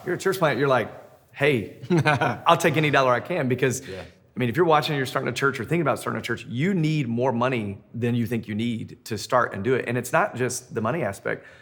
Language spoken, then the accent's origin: English; Memphis, Tennessee, United States; now in Denver, United States; I'm in Denver, Colorado. Uh, I'm originally from Memphis.